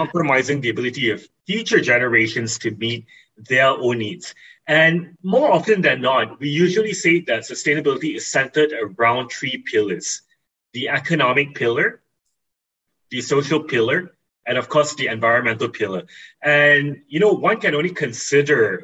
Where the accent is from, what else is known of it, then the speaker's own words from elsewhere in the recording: East Coast of Peninsular Malaysia, Malaysia; growing up in the East Coast of Peninsula Malaysia, I've always been exposed